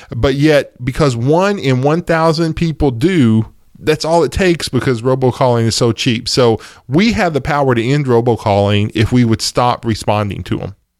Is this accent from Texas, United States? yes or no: yes; East Texas, United States; I'm from East Texas